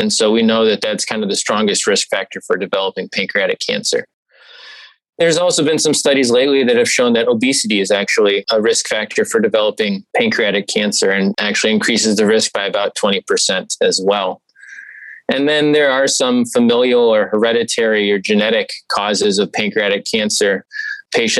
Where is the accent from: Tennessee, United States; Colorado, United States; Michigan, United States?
Michigan, United States; Okemos; moved away as an adult; also born or lived in Evanston, Illinois / Columbus, Ohio; now in Cleveland, United States; I grew up in Okemos, Michigan, a small town outside of East Lansing, Michigan State Territory